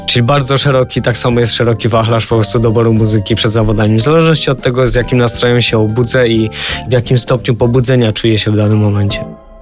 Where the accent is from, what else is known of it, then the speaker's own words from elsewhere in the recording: Polish mountains, Poland; wychowałem się w górach